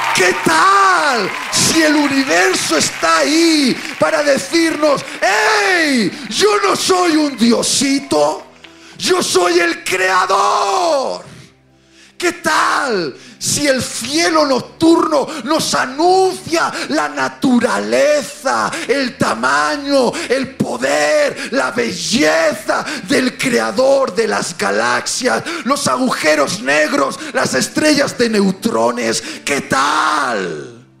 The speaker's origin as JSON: {"language": "Spanish", "town": "Bilbao", "region": "Basque Country", "country": "Spain", "tie": "born or raised there", "said": "Yo iba desde mi ciudad natal, Bilbao"}